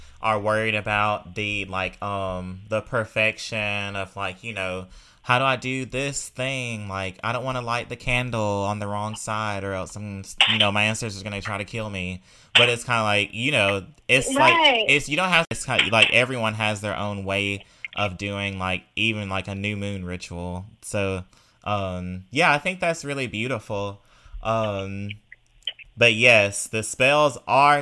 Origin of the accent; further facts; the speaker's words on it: Mississippi, United States; I'm from Mississippi and from near the Delta